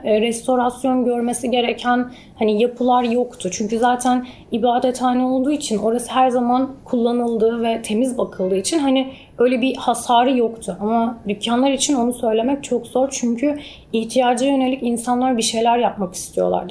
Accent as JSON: {"language": "Turkish", "town": "Antakya", "region": "Hatay", "country": "Turkey", "tie": "born or raised there", "also_born_or_lived": "Qatar", "said": "ben orada doğdum, büyüdüm ve ben yurt dışında okudum"}